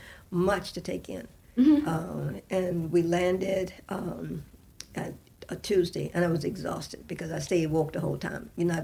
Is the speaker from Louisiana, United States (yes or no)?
yes; New Orleans, Louisiana, United States; moved away as an adult; now in California, United States; I'm from New Orleans. I know the people in New Orleans. I don't know California.